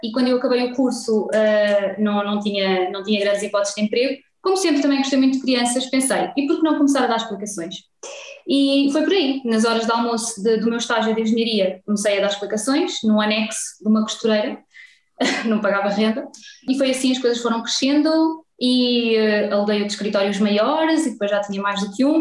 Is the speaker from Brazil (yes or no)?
no; Vila Franca de Xira, Lisbon, Portugal; venho de Vila Franca de Xira